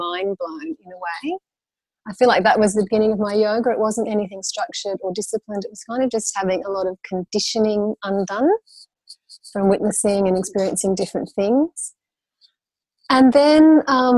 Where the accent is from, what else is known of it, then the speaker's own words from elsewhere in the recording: Brisbane, Queensland, Australia; I grew up in Brisbane, Queensland in Australia, and moved around quite a lot when I was young, but then Brisbane for the latter half